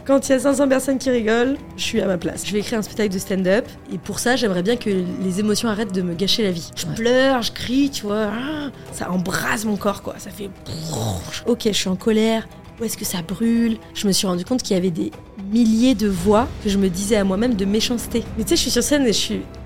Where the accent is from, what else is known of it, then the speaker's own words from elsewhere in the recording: Paris, Île-de-France, France; j'ai grandi dans une classe moyenne à Paris